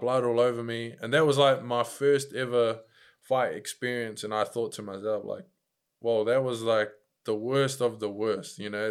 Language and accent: English; Upper Hutt, Wellington, New Zealand; moved away as an adult; also born or lived in Christchurch; now in Auckland, New Zealand; growing up in Upper Hutt, uh, in my school, there was, like, loads of fights